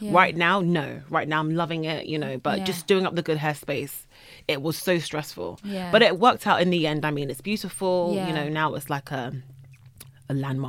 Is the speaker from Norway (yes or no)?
no; London, United Kingdom; I'm a British Nigerian, by the way, guys. I was born and bred in London